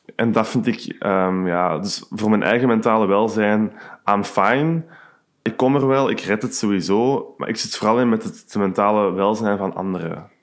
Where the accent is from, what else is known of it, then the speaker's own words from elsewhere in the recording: Hoogstraten, Flanders, Belgium; moved away as an adult; now in Antwerp, Belgium; ik heb een kot hier in Antwerpen in Borgerhout, maar ik ben oorspronkelijk van Hoogstraten.